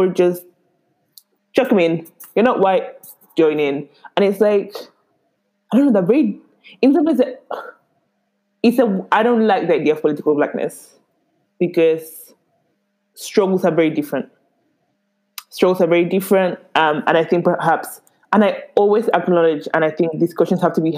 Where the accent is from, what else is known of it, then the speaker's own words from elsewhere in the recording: St. Lucia; Okay, you better get it right and call me that, say that I'm from St. Lucia.